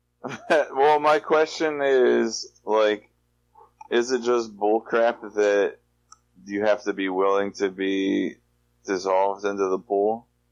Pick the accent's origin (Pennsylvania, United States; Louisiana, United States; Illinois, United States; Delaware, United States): Delaware, United States; I'm also from Delaware